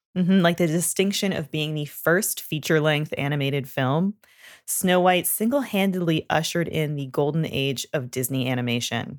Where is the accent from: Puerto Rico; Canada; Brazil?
Canada; growing up in Canada, we learn French